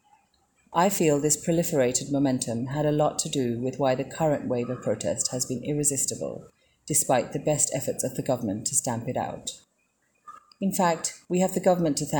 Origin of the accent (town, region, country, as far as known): Sri Lanka